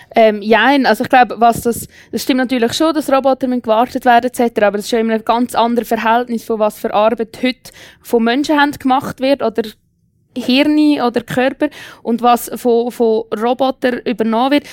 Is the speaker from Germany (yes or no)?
no; Switzerland; bei uns in der Schweiz